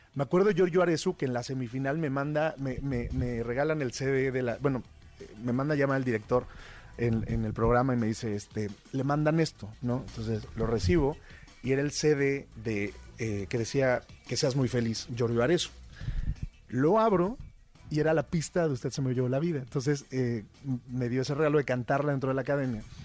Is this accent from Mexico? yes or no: yes; Mexico; como mexicano